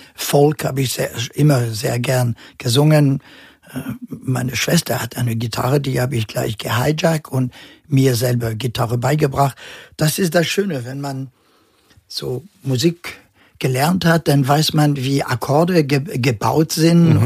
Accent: Normandy, France; born or raised there; German is a second language; also born or lived in Casablanca, Morocco / Northern Germany; now in Germany

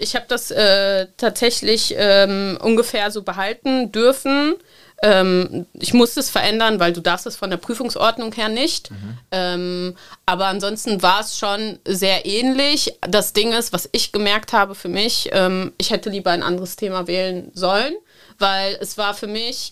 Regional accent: Cologne, North Rhine-Westphalia, Germany; ich bin in Köln-Korwal aufgewachsen

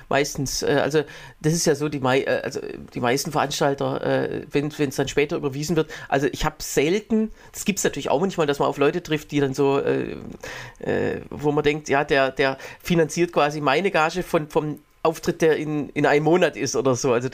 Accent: Egeln, Saxony-Anhalt, Germany; hier bei uns in Egeln

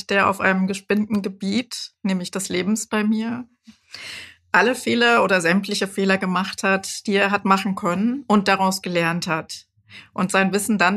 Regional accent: Frankfurt, Hesse, Germany; dann hier in Frankfurt, ich bin ja ein Frankfurter Kind, habe ich äh, Psychologie studiert

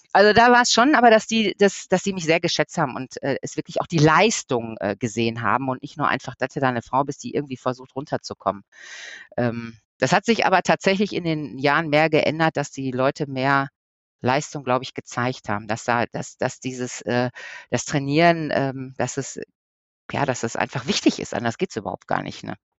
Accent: Ruhr area, North Rhine-Westphalia, Germany; hier bei uns im Ruhrpott

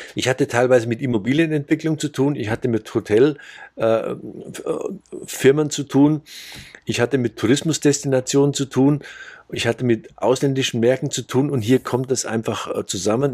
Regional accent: Bavarian Forest, Germany; moved away as an adult; also born or lived in Munich area; now in Saudi Arabia; ich bin auf dem Land aufgewachsen, im Bayerischen Wald.

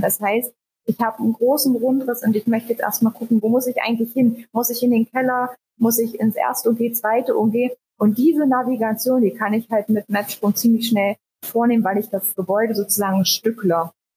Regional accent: Harz, Saxony-Anhalt, Germany; also born or lived in Leipzig; Ich komme ursprünglich auch aus dem Harz, also nur zehn Kilometer weiter entfernt

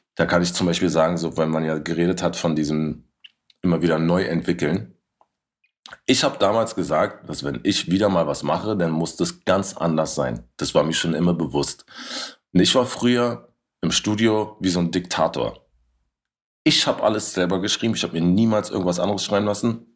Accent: Berlin, Germany; wo ich in Kreuzberg groß geworden bin

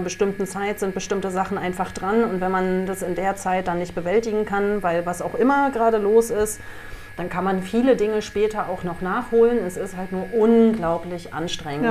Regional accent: GDR, East Germany, Germany; Ich bin in der DDR groß geworden

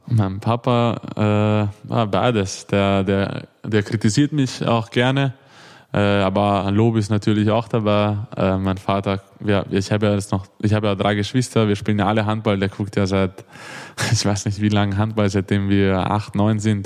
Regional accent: Vienna, Austria; accent: Viennese; moved away as an adult; also born or lived in Hannover; now in Melsungen, Germany; bin ja eigentlich in Wien geboren

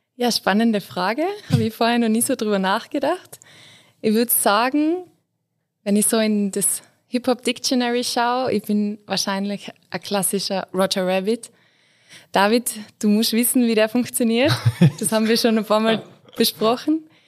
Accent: Innsbruck, Tyrol, Austria; ich bin Innsbruckerin

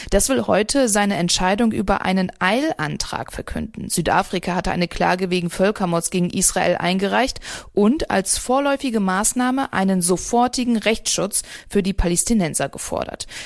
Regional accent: Sweden; Ich komme aus Schweden, meine Reise war geplant.

